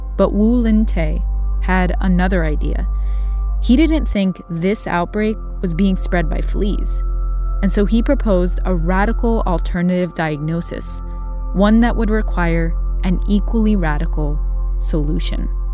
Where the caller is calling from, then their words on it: Singapore; I'm calling from Singapore.